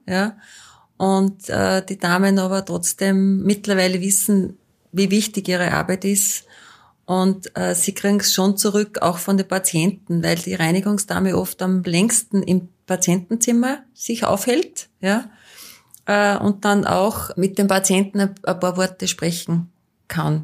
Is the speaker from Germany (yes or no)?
no; Austria; bei uns in Österreich